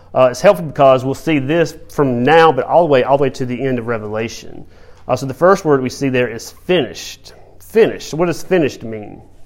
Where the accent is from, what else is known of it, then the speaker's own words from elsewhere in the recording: Georgia, United States; growing up in Georgia on a farm